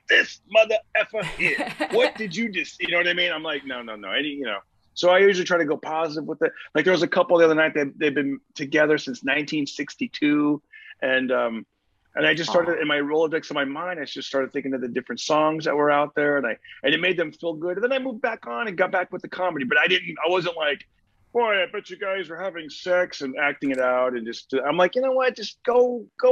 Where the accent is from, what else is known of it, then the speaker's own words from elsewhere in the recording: Fresno, California, United States; I grew up in I grew up in Fresno, California